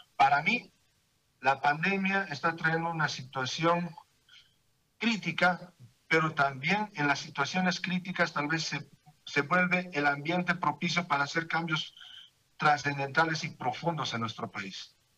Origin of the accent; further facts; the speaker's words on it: Bolivia; somos los bolivianos